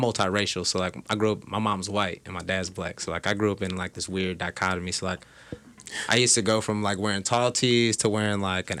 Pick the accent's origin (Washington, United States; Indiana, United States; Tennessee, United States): Indiana, United States; Indianapolis; I mean, I grew up in Indy. I'm from the west side, but, I have no family here. Like my mom's family's from Georgia, from Germany.